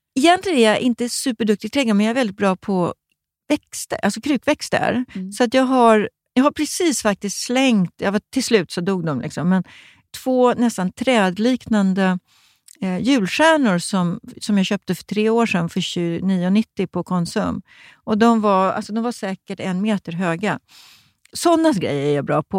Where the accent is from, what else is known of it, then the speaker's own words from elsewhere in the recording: Stockholm, Stockholm County, Sweden; jag var från Stockholm